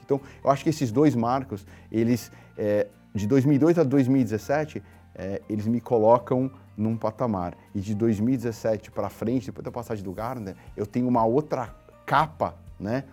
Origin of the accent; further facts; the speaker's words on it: São Paulo, Brazil; Nasci, cresci na periferia de São Paulo, no Jardim Cupecê